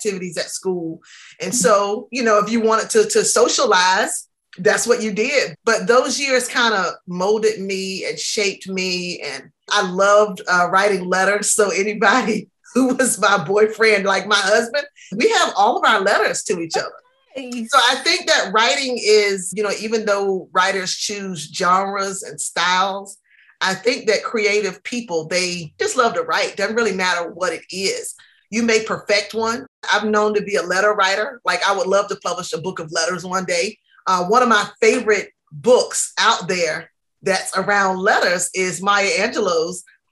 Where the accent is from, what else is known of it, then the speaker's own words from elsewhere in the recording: Southampton County, Virginia, United States; also born or lived in Charlottesville, Virginia; I'm a native Virginian. I grew up in Southampton County